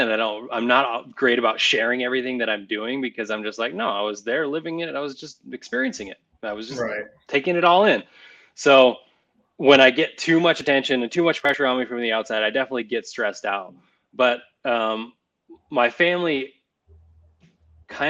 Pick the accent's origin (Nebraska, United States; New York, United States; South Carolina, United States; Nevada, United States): Nevada, United States; I grew up in Nevada